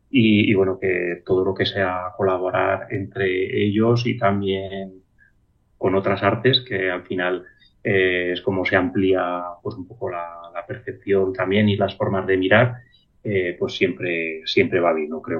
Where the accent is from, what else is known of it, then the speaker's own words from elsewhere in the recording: Molina, Spain; also born or lived in Aragon; en mi pueblo, en Molina